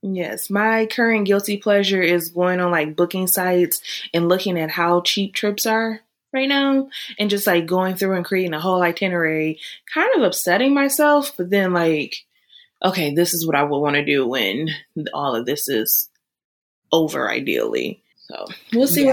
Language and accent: English; Michigan, United States; moved away as an adult; now in Texas, United States; I am currently residing in Texas. I'm originally from Michigan